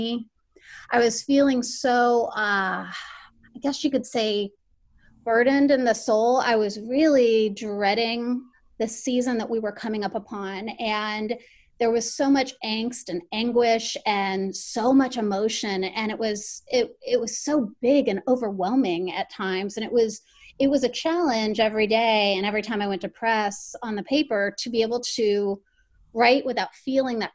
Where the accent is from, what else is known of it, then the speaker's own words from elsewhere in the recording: Miami, Florida, United States; moved away as an adult; I'm originally from Miami, Florida. And so all my training for journalism and everything was down there